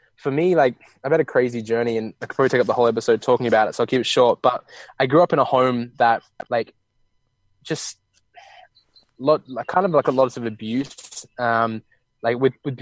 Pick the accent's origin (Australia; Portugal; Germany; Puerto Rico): Australia; now in Bali, Indonesia; I'm from Australia, and we live in Bali